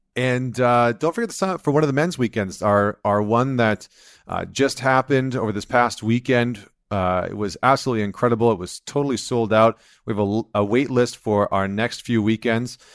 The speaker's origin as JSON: {"language": "English", "country": "Canada", "said": "I'm not American, I'm Canadian"}